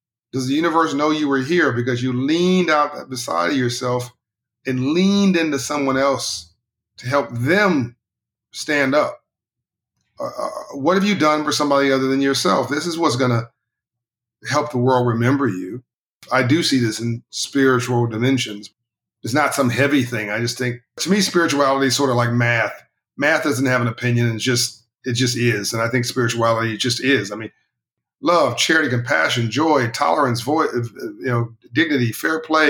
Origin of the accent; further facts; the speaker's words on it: Compton, California, United States; I grew up in Compton, California, South Central LA.